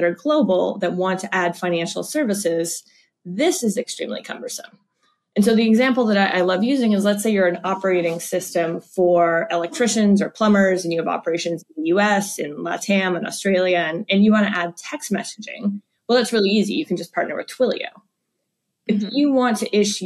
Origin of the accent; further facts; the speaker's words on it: Canada; now in United States; my family back in Canada